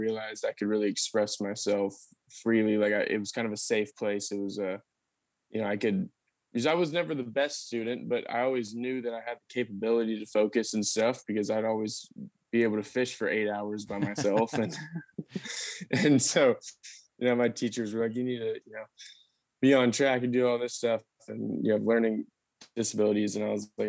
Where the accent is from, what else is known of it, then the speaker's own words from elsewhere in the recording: Austin, Texas, United States; I grew up in Austin. I'm a sixth generation Austinite